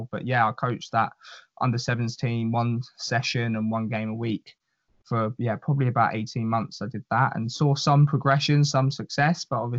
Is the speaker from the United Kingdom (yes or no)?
yes; England, United Kingdom; moved away as an adult; also born or lived in United States; as an English person